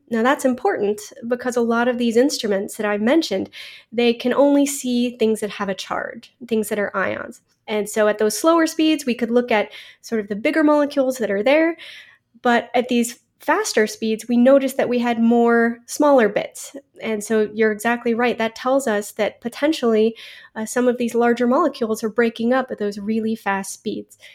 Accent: Florida, United States; I grew up in Florida

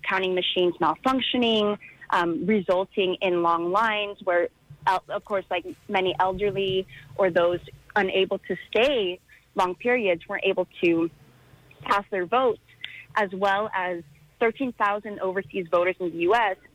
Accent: Philippines; now in United States; my home country

